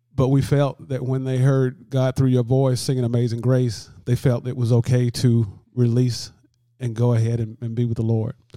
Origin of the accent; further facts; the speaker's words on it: Lanett, Alabama, United States; moved away as an adult; now in LaGrange, United States; I was actually born and raised in Lynette, Alabama, which is about thirteen miles south of here